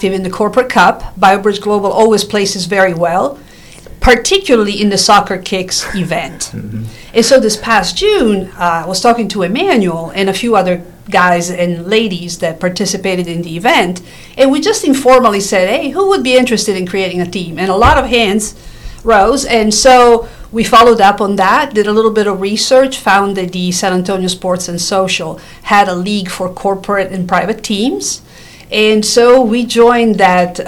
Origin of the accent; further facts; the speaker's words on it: Italy; moved away; I was raised in Italy. My dad worked with the Juventus football club in Turin, Italy